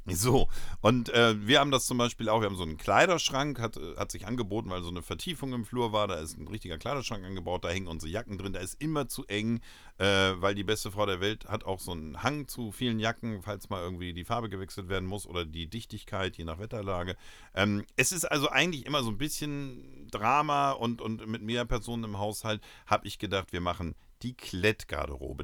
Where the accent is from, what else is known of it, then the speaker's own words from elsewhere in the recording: Uelzen, Lower Saxony, Germany; in Uelzen, äh, für mich meine Heimatstadt